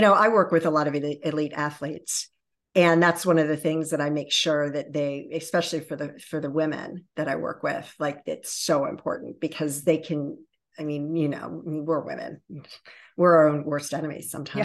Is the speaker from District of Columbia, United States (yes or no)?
no; Baltimore and Annapolis area, Maryland, United States; also born or lived in Virginia Beach, Virginia; raised in the Baltimore and Annapolis area